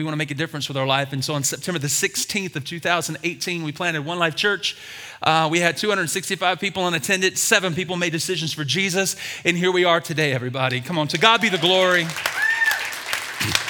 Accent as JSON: {"language": "English", "town": "Birmingham", "region": "Alabama", "country": "United States", "tie": "born or raised there", "said": "I was born and raised in Birmingham, Alabama."}